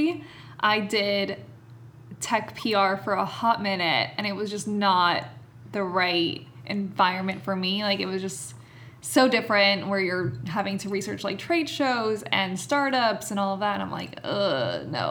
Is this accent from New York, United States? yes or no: no; Miami, Florida, United States; I was born and raised in Miami. My family is Colombian